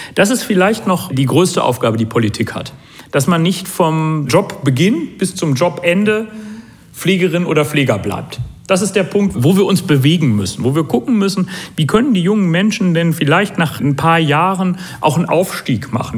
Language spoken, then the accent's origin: German; Hamm, North Rhine-Westphalia, Germany; ich komme aus Hamm und ich bin hier Oberbürgermeister